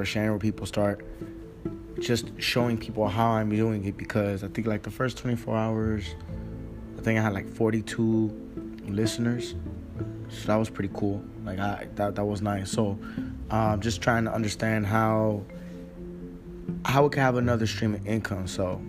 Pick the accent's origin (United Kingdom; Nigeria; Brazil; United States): United States; San Diego, California; also born or lived in Houston, Texas; I'm from San Diego, California